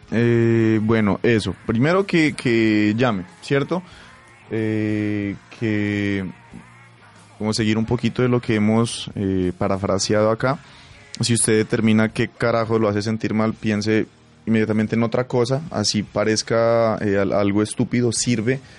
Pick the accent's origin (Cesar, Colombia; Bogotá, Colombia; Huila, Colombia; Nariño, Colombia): Nariño, Colombia; Pasto; Síganme en las redes sociales como arroba …, pues porque soy pastuso.